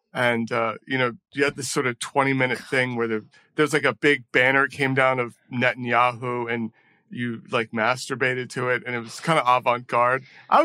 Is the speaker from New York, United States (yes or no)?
yes; New York City, New York, United States; So I grew up in New York. I used to be this like Manhattanite snob.